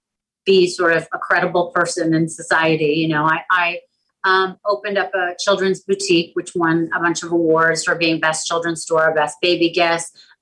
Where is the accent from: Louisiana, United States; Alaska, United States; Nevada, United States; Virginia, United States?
Alaska, United States; Anchorage; born there; I was born in Anchorage, Alaska, and I am currently living in between Palm Beach and New York City.